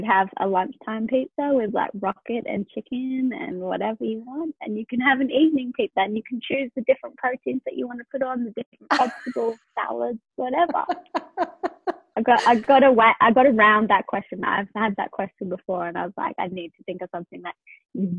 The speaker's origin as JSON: {"language": "English", "region": "England", "country": "United Kingdom", "tie": "born or raised there", "moved": "yes", "lives_now": "Sydney, Australia", "said": "I'm 30 and I live in Sydney, Australia, but I grew up in England."}